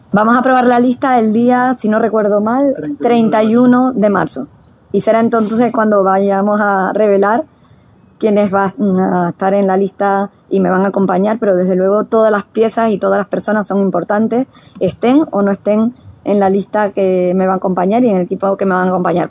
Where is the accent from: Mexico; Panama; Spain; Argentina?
Spain; Tenerife, Canary Islands; los tinerfeños somos amables